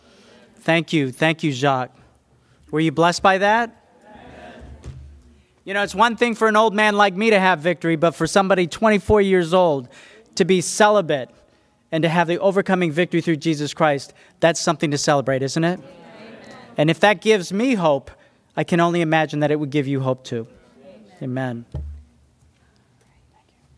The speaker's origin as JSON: {"language": "English", "region": "Tennessee", "country": "United States", "said": "I'm a country boy, I'm from Tennessee."}